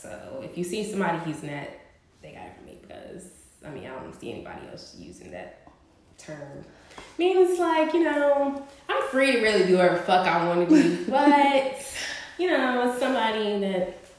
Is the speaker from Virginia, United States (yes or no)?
yes; Roanoke, Virginia, United States; I'm born and raised in Roanoke.